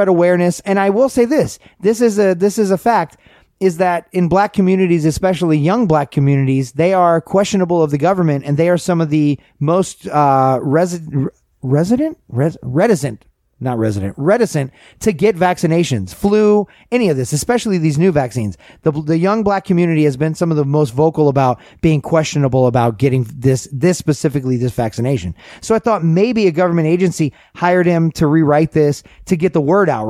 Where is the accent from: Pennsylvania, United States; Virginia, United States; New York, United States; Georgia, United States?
Georgia, United States; Kennesaw; now in Florida, United States; I moved to Florida from Kennesaw